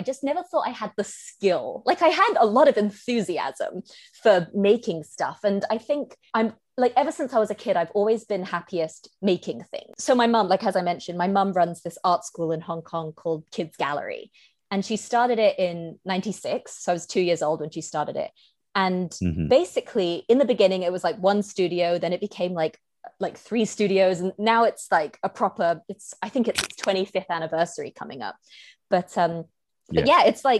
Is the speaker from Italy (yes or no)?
no; United Kingdom; accent: British; people people like never assume I'm Asian because I sound British as hell.